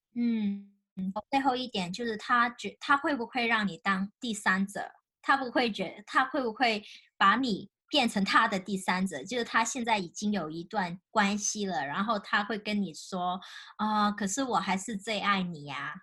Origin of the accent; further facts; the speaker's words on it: China; 尤其是我们大陆长大的